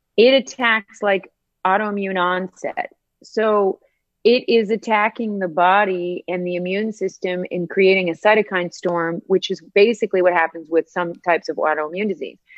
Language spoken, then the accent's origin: English; Northern Appalachian Mountains, United States; moved away; I was raised in the Northern Appalachian Mountains. I'm a um, Northern Appalachian hillbilly.